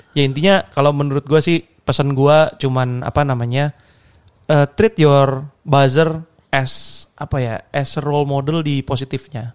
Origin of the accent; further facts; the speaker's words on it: Surabaya, East Java, Indonesia; gue orang Surabaya